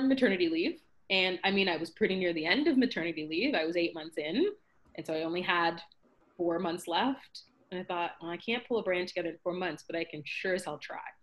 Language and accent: English; Scarborough, Ontario, Canada; So I'm from Scarborough, Ontario, Canada